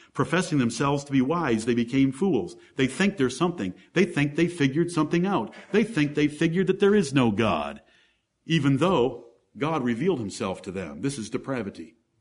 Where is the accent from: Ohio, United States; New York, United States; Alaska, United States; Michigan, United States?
Michigan, United States; Ann Arbor; I grew up in Ann Arbor, Michigan